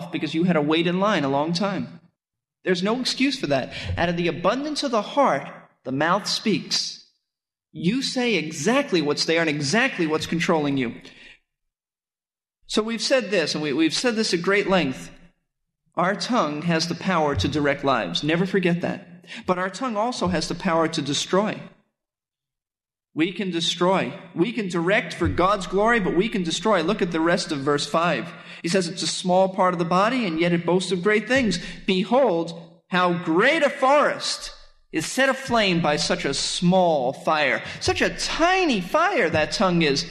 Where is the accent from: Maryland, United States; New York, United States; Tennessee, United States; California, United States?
New York, United States; New York City; I grew up in Brooklyn, New York